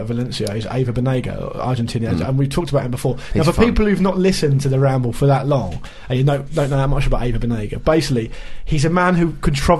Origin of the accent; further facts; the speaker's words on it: Fareham, South East England, United Kingdom; Fareham? That's where I'm from.